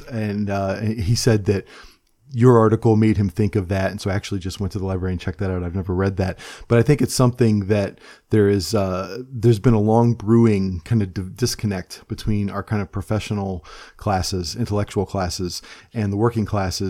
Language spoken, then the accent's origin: English; Cleveland, Ohio, United States; now in Pennsylvania, United States; I'm from Cleveland, Ohio. So I go for the locals, I guess.